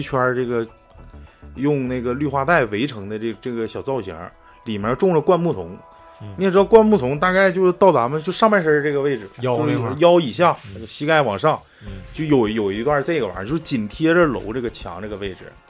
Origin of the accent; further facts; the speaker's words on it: Northeast China, China; 可能比咱们东北人要强很多